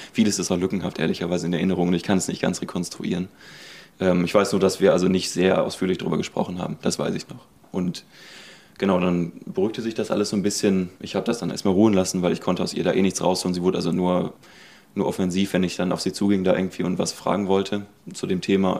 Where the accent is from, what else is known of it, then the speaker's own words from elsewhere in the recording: Herdecke, North Rhine-Westphalia, Germany; moved away as an adult; now in Hamburg, Germany; Ich bin also gebürtig in Herdecke, das ist quasi mitten in Nordrhein-Westfalen, so Richtung Hagener Ecke, so ein bisschen, ein bisschen südlich. Bin da auch aufgewachsen in der Ecke